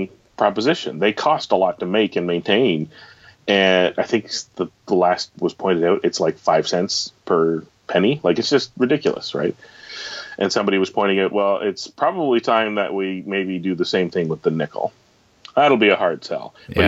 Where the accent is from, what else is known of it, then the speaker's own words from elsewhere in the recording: Canada; being a Canadian